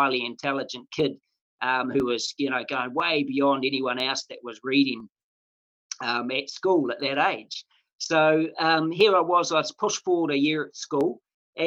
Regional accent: Mangakino, Waikato, New Zealand; When I was a young fellow, I was brought up in a place called Mangakino, which is just off the Waikato River

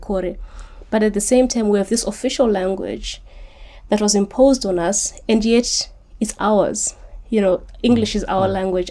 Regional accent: Zimbabwe; also born or lived in Kitwe, Zambia; We moved back to Rhodesia, and so I grew up in Rhodesia and in Zimbabwe, Rhodesia and in Zimbabwe

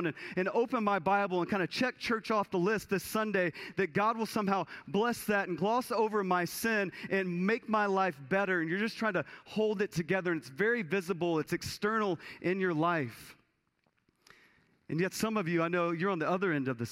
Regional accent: Texas, United States; I was a kid growing up in Texas, and my family had some land out in East Texas

